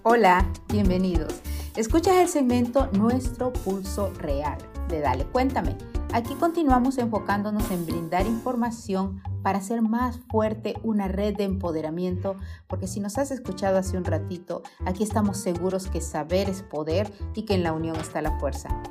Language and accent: Spanish; Honduras; moved away; de mi tierra, Catracha